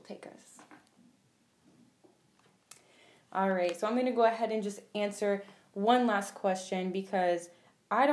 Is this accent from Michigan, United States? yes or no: no; Phoenix, Arizona, United States; also born or lived in Toledo, Ohio; I live in Phoenix, Arizona. I was born in Toledo, Ohio, but my mom moved me here when I was about 7. And yeah, I've just been here ever since